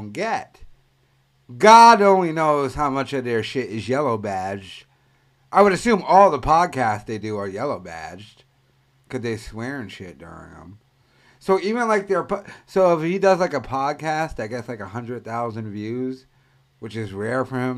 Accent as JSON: {"language": "English", "town": "Providence", "region": "Rhode Island", "country": "United States", "tie": "born or raised there", "said": "my hometown, Providence"}